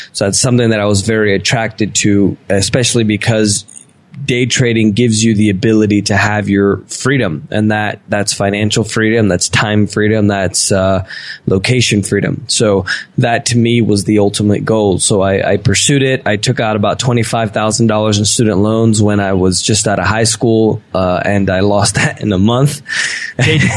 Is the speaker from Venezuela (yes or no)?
yes; Venezuela; born there; Yeah, yeah. I'm, i was born in Venezuela, but I'm half Italian, half Spanish.